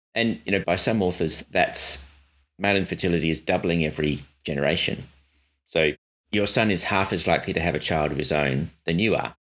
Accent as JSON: {"language": "English", "town": "Adelaide", "region": "South Australia", "country": "Australia", "tie": "born or raised there", "said": "Adelaide, my hometown"}